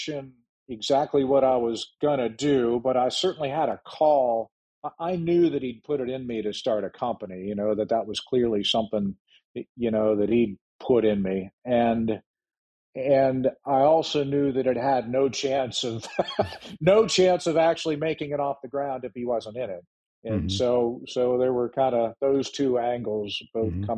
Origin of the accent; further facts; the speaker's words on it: Ohio, United States; now in Frederick, United States; the small town I grew up in Ohio